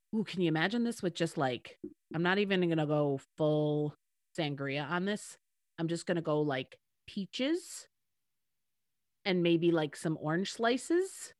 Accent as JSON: {"language": "English", "country": "United States", "said": "I'm the American sitting in a kiddie pool in France"}